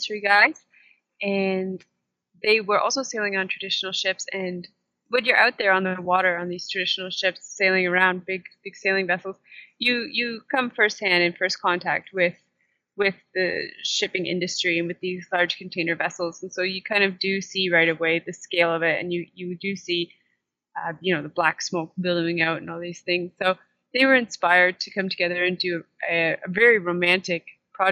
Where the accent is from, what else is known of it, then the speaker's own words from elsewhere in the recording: Kingston, Ontario, Canada; now in Costa Rica; I was born just north of Kingston, Ontario, in Canada, and that is also where I grew up